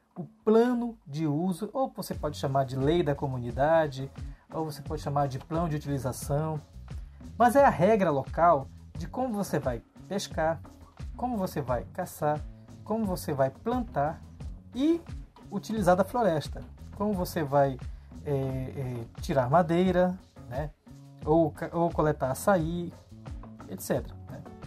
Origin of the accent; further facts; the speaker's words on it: Portel, Pará, Brazil; no município de Portel, onde eu nasci. Né? Eu nasci no município de Portel